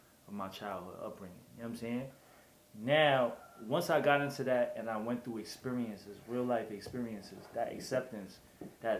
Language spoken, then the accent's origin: English; New York City, New York, United States; also born or lived in Brooklyn / Chinatown, Manhattan / Queens; I was born in Brooklyn. I grew up in Chinatown. And then I grew up in Queens as well